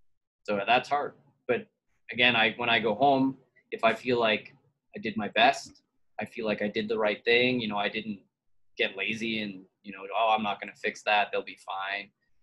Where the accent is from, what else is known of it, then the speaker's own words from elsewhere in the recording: Canada; now in Texas, United States; The Canadians think I talk like a Texan, and the Texans still can tell that I'm Canadian, but not all the time. I'm blending in.